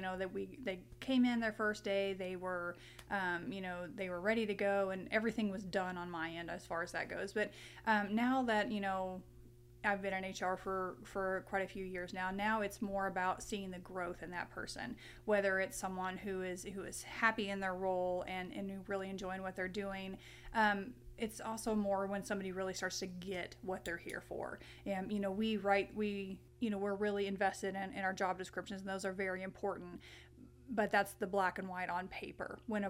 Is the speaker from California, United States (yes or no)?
no; Paradise, Texas, United States; now in Missouri, United States; So I grew up in Texas, in Paradise, Texas, no less.